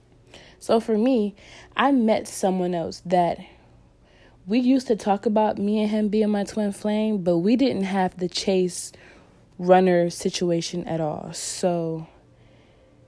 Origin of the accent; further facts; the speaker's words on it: North Carolina, United States; moved away as an adult; also born or lived in California; my hometown that I had, my home state, which was North Carolina